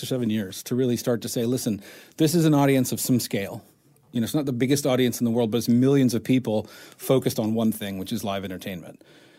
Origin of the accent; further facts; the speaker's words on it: South Carolina, United States; moved away as an adult; also born or lived in Japan; I grew up in South Carolina.